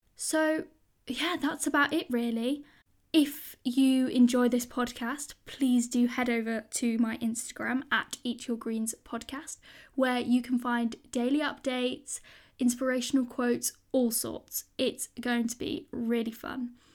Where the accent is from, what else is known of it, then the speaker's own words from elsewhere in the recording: United Kingdom; I am a British school student